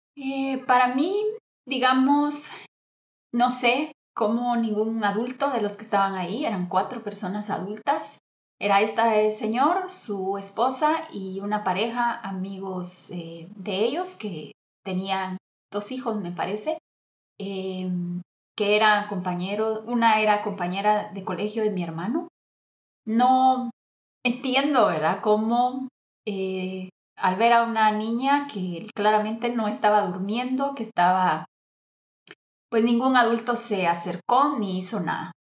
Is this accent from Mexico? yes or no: no; Guatemala; yo soy guatemalteca, tengo 41 años